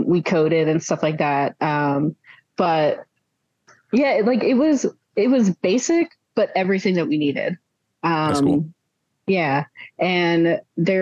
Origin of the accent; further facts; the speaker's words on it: Pittsburgh, Pennsylvania, United States; moved away; also born or lived in near Philadelphia; I grew up right outside of Pittsburgh, and then I moved across the state